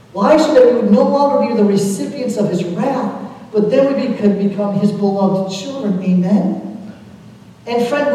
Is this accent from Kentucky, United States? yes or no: yes; Kentucky, United States; also born or lived in Chicago; we're from Kentucky, we're all of us here